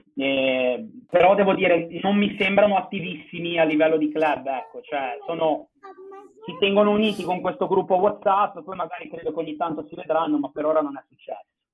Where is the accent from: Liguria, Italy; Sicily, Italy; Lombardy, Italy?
Liguria, Italy; Genoa; now in Barcelona, Spain; di Genova